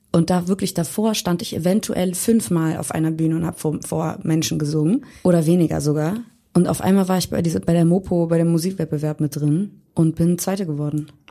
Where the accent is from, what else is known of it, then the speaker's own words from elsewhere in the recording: Hamburg, Germany; now in Berlin, Germany; komme gebürtig aus Hamburg